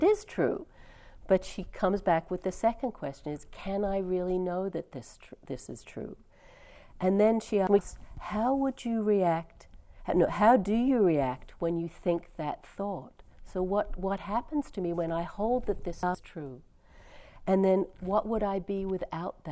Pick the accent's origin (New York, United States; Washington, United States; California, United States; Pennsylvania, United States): California, United States; I'm from California